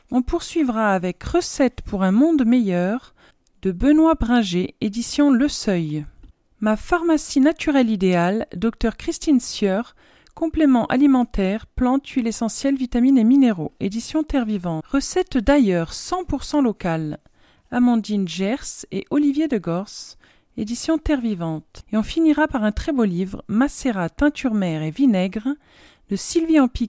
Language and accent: French; Benin; Dans le pays où j'ai grandi, le Bénin, en Afrique de l'Ouest, mon père revendiquait le fait que nous allions tous à l'école, filles comme garçons.